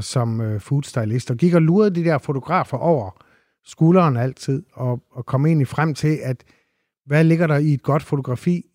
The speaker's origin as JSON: {"language": "Danish", "town": "Randers", "region": "Central Denmark Region", "country": "Denmark", "tie": "born or raised there"}